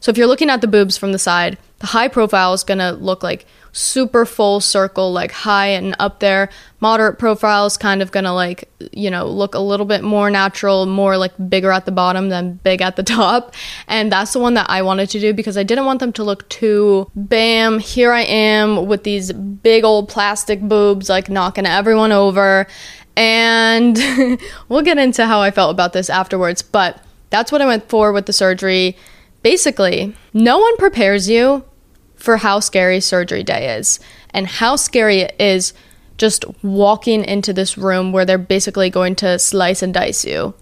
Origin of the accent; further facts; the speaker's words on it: New Jersey, United States; I'm from Jersey